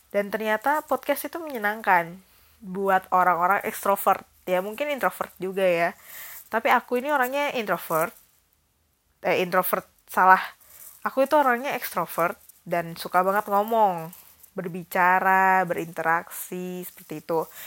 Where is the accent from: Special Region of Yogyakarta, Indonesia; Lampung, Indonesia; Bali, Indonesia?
Bali, Indonesia; aku SD semester kedua kelas 3 sampai SMA aku di Bali